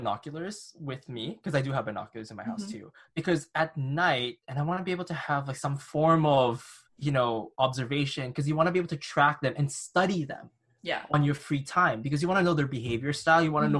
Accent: Canada; I come from Canada.

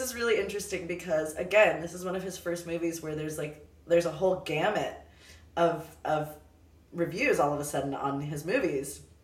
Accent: Los Angeles, California, United States; I'm from Los Angeles

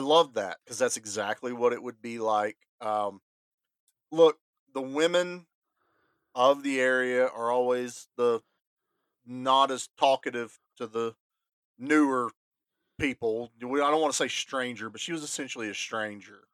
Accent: Southwest Virginia, United States; also born or lived in Columbus, Ohio; Southwest Virginia

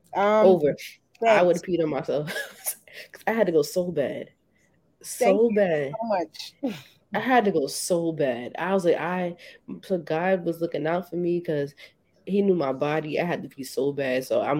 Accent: New Jersey, United States; accent: New Jersey; Jersey, my accent is trash. Jersey messed me up

